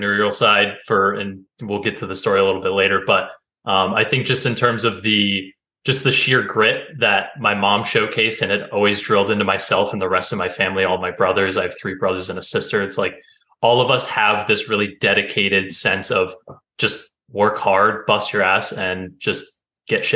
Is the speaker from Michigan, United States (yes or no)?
no; Vermont, United States; also born or lived in North Carolina; So I moved from North Carolina up to Vermont, which is where I grew up